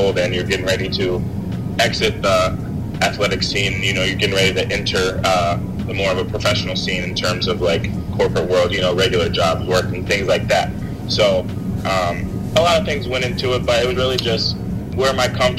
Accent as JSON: {"language": "English", "town": "Springfield", "region": "Illinois", "country": "United States", "also_born_or_lived": "Champaign, Illinois"}